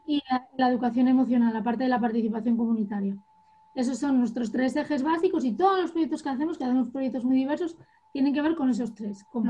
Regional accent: Llanera, Asturias, Spain; yo soy de Llanera y para mí fue muy importante poder jugar en casa

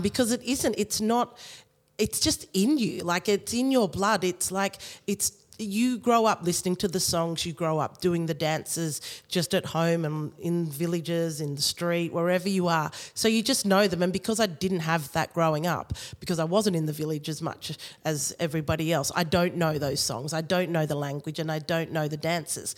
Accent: Australia; I was born here in Australia

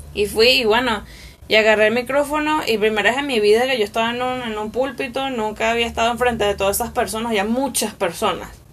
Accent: Barlovento, Miranda, Venezuela; also born or lived in Caracas; yo me crié en Misiones, o sea, me crié en Barlovento. Nací en Caracas, pero llegué de meses a, a de meses a esa a ese lugar.

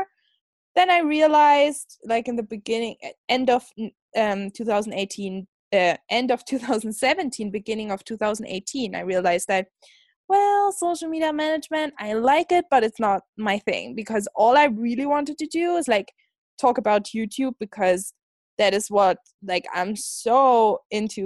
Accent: Germany; moved away as an adult; now in Scotland, United Kingdom; I'm like originally from Germany

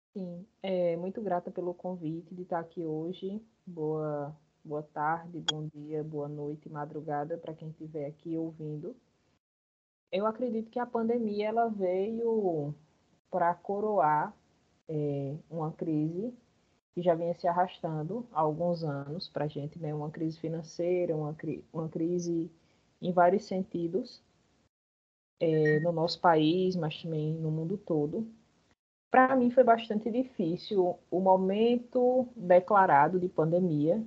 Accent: Bahia, Brazil; now in Paraíba, Brazil; Eu sou baiana de nascença

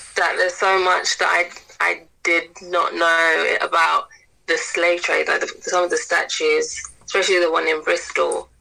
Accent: St. Lucia; I'm from St. Lucia

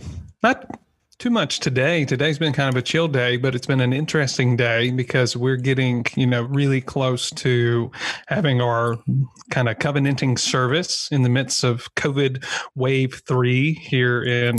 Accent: United States; I'm kind of known in certain circles as the tattooed American who wears shorts.

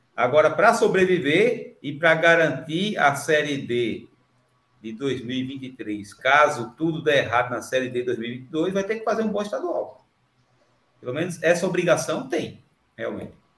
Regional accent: São Lourenço da Mata, Pernambuco, Brazil; Sou do São Lourenço da Mata, Paudalha é aqui, é, aqui próximo

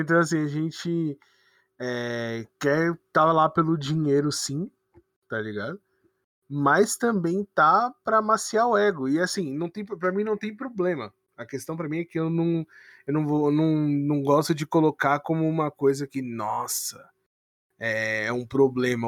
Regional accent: São Paulo, Brazil; eu sou de São Paulo

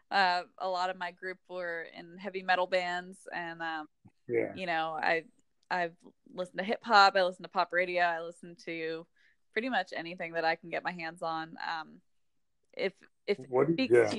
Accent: Pittsburgh, Pennsylvania, United States; I grew up in Pittsburgh, so right by Morgantown

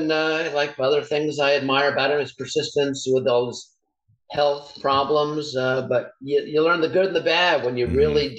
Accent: California, United States; Well, let's say I'm a Californian

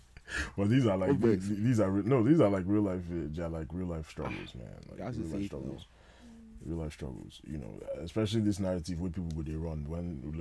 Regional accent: Nigeria; I'm a Nigerian man

